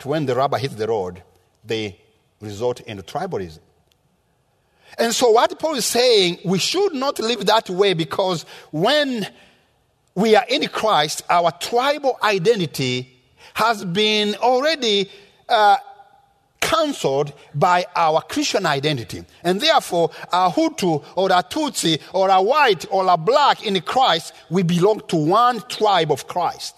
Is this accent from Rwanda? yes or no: yes; Rwanda; moved away; I was born in Rwanda in the rural area where I had never seen a white man until I was 14 years old